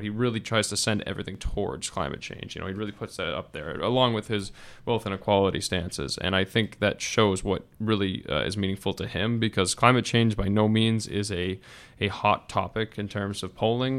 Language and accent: English; Massachusetts, United States; I'm from Massachusetts. I've had Elizabeth Warren as my senator for, for a long time now